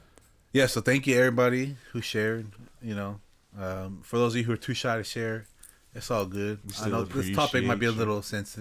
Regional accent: Arizona, United States; Growing up in Arizona... Myths and legends are a part of life.

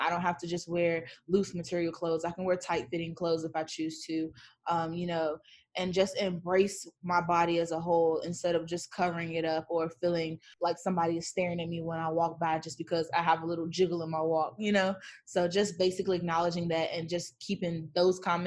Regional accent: Gates County, North Carolina, United States; now in Charlotte, United States; I'm from Gates County, North Carolina

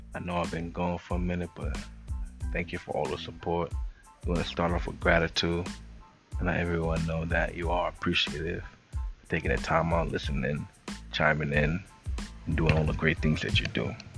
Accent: New York City, New York, United States; I came from the Bronx, New York, uptown, 233rd

